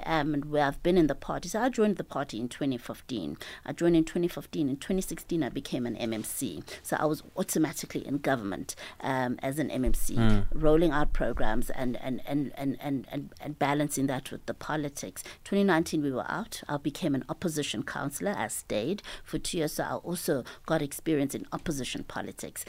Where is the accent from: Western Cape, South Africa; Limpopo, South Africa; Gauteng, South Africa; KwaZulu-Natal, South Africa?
Gauteng, South Africa; Mabopane; also born or lived in Hebron, North West, South Africa; I moved in with my parents in Mabubani when I was about 3 years old, and I started school when I was four at a primary school in Mabubani